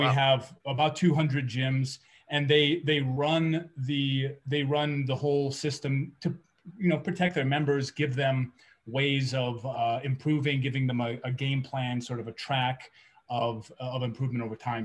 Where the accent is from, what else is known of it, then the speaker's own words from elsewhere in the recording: California, United States; moved away as an adult; now in New Mexico, United States; I grew up in California, and that's where I where I spent a lot of my time.